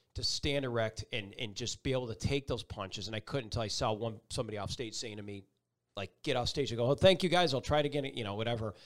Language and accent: English; Buffalo, New York, United States; moved away as an adult; also born or lived in Binghamton, New York / North Carolina; Buffalo, New York, my hometown